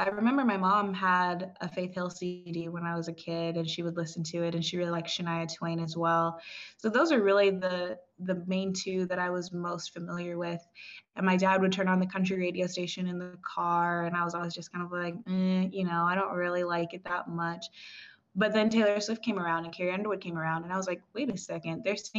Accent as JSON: {"language": "English", "town": "Brazzaville", "country": "Republic of the Congo", "tie": "born there", "also_born_or_lived": "Cameroon", "said": "I was born in Brazzaville, Congo. So my mother is Congolese as well as my sister."}